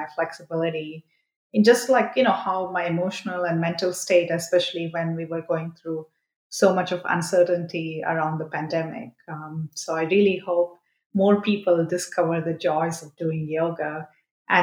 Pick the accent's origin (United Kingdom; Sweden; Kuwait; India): India; Mysore, Karnataka; I'm actually from Mysore